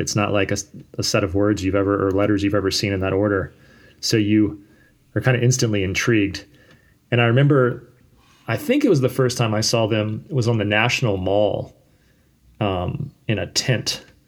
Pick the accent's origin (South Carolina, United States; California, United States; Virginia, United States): Virginia, United States; Fredericksburg; also born or lived in Richmond, Virginia; I moved from Richmond up to a town called Fredericksburg when I was in middle school